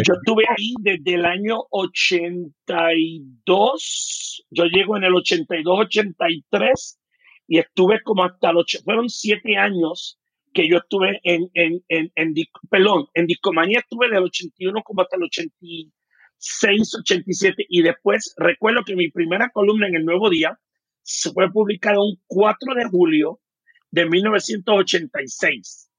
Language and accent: Spanish; United States; first language English; Spanish is a second language; also born or lived in Puerto Rico; now in Mexico City, Mexico; yo, como me crío en Estados Unidos, mi primer idioma fue el inglés. Yo aprendo el español después